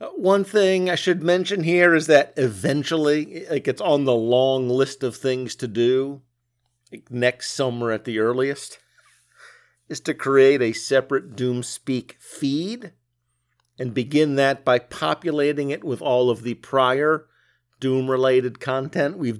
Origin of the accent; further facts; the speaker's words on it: United States; as an American